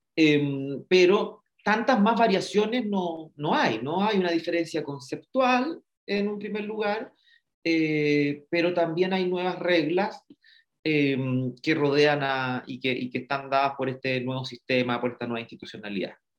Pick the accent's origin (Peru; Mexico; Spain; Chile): Chile; deberíamos sentirnos orgullosos y orgullosas como chilenos y chilenas